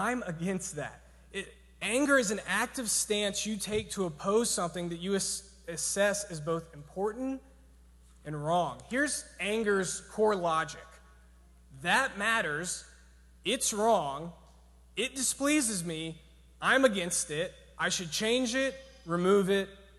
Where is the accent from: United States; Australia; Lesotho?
United States; Georgia; I'm from Georgia